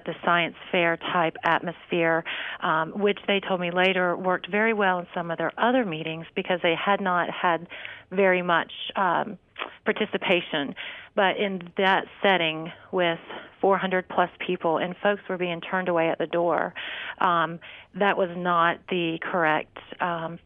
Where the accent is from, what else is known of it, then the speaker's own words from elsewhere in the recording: Mooresville, North Carolina, United States; one of my favorite restaurants in my hometown, Epic Chop House.